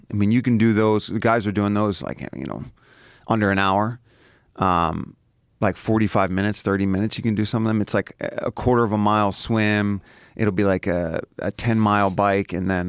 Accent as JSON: {"language": "English", "town": "Philadelphia", "region": "Pennsylvania", "country": "United States", "tie": "born or raised there", "said": "up in South Philly."}